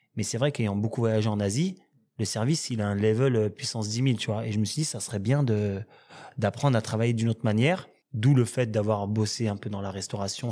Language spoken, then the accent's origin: French; Villiers-le-Bel, Île-de-France, France; j'ai grandi à Villelbel